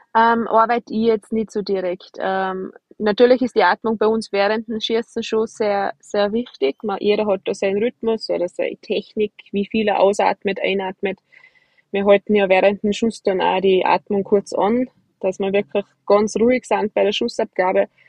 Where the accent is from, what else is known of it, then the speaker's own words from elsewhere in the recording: Austria; bei uns in Hochfilzen